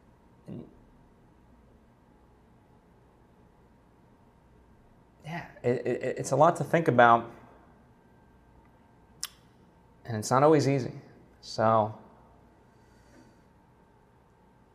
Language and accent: English; Slovakia; moved away; my home country of Slovakia